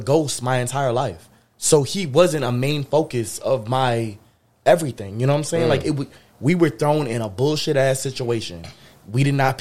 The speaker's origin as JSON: {"language": "English", "town": "Springfield", "region": "Massachusetts", "country": "United States", "tie": "born or raised there", "said": "my hometown, Springfield."}